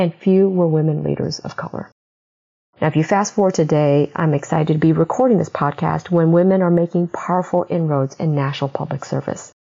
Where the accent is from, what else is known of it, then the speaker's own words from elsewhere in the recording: Midwest, United States; as an immigrant growing up in the Midwest